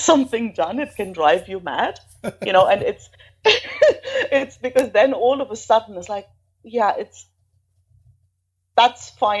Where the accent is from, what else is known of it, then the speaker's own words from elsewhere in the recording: East Germany, Germany; moved away as an adult; also born or lived in south of Spain; now in Spain; I'm originally from Germany. Well, actually, East Germany to be precise. And it has like that, having grown up behind the wall